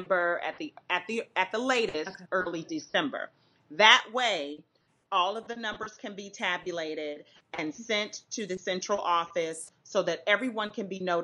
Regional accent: Florida, United States; I'm from Florida

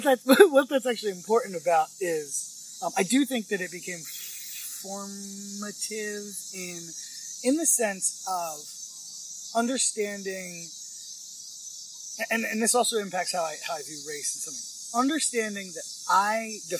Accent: Lancaster, Pennsylvania, United States; also born or lived in Virginia; I grew up in Lancaster. I went to Cossack Valley from kindergarten through 12th grade

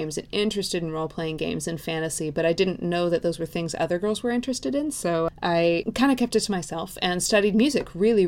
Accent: outside Seattle, Washington, United States; I grew up outside Seattle, well outside Seattle

